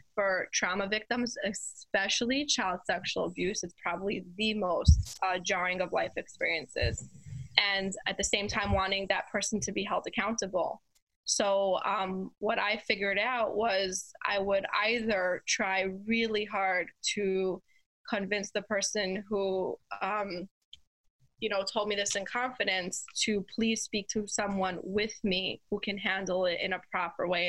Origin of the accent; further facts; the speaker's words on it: New York City, New York, United States; I grew up in Crown Heights, Brooklyn, New York